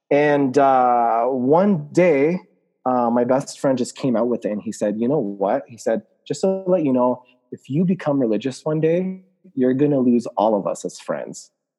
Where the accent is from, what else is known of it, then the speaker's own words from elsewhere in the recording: Lebanon; I'm from Lebanon, so they would say things like, oh, does your country have electricity down there?